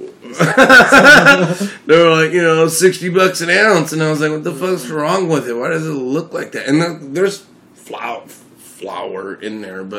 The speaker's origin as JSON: {"language": "English", "region": "Alaska", "country": "United States", "said": "I'm from Alaska"}